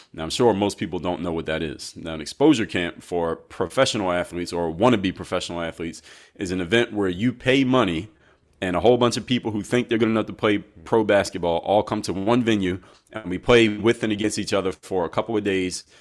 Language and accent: English; Philadelphia, Pennsylvania, United States; I'm from Philadelphia